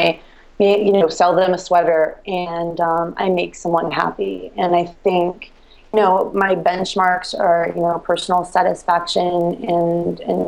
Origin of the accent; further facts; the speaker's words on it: Reno, Nevada, United States; moved away as an adult; now in Baltimore, United States; I grew up in Reno